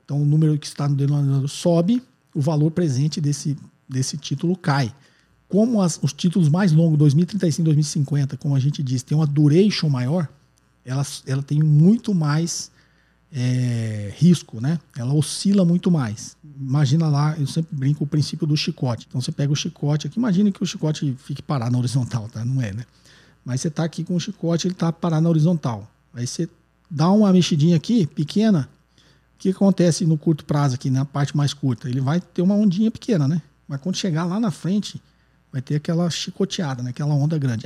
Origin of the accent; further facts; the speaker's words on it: São Paulo, Brazil; sou de São Paulo